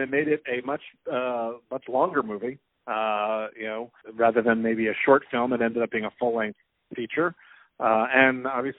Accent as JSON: {"language": "English", "region": "New Jersey", "country": "United States", "tie": "born or raised there", "said": "We grew up in Young Judea together. And in fact, Daniel Miller succeeded me on our regional board in New Jersey, Young Judea."}